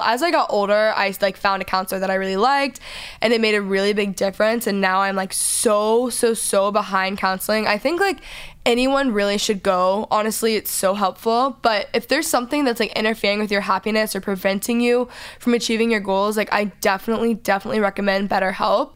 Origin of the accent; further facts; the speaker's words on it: Texas, United States; I'm from Texas